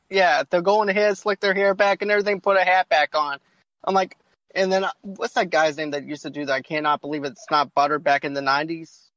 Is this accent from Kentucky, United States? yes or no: no; Boston, Massachusetts, United States; I'm from Boston